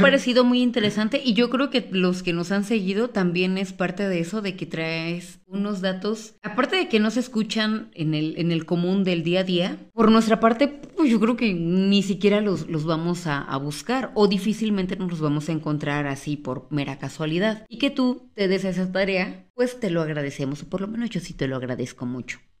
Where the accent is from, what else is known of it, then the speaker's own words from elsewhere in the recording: Mexico; como mexicanos